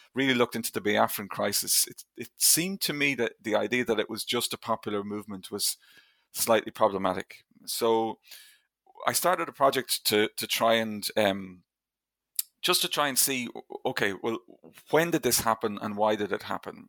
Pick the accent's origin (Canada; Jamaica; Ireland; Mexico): Ireland; I grew up in Ireland, obviously, in, in the nineteen eighties and nineteen nineties